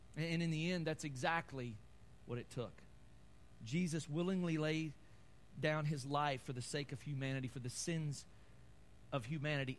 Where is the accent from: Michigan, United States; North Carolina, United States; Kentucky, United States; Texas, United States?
Kentucky, United States; I'm from Kentucky